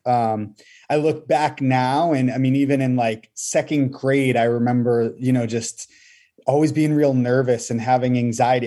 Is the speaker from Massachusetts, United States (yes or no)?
yes; Massachusetts, United States; moved away as an adult; now in Bolivia; I actually was born and raised in Massachusetts.